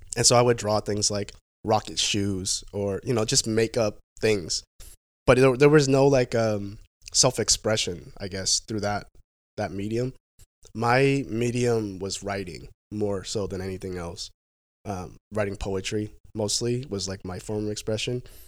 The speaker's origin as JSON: {"language": "English", "town": "Vancouver", "region": "Washington", "country": "United States", "tie": "born or raised there", "also_born_or_lived": "San Jose, California / Portland, Oregon", "said": "I grew up, I grew up in Vancouver, Washington."}